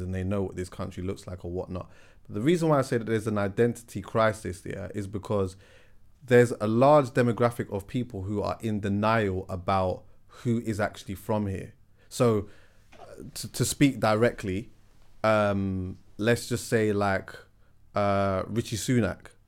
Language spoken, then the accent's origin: English; London, United Kingdom; I'm from London